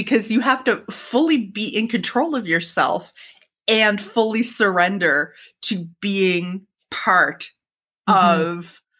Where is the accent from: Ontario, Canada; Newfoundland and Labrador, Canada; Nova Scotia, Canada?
Nova Scotia, Canada; Halifax; growing up in Halifax